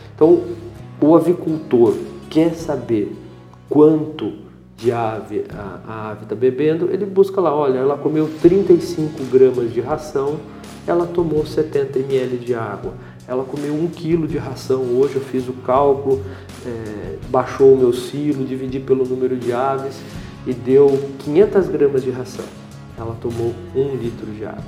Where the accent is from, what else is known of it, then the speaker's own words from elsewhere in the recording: Brazil; Como bom brasileiro